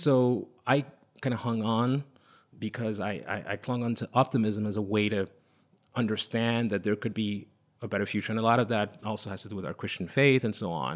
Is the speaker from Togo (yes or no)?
yes; Lomé, Maritime, Togo; English is a second language; also born or lived in Paris, France / London, United Kingdom; now in New York, United States; when I was a child growing up in Togo, I was born in Lome